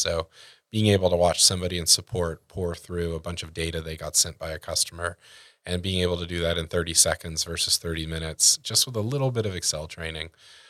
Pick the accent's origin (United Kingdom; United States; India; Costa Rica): United States; Texas; Well, once again, growing up in Texas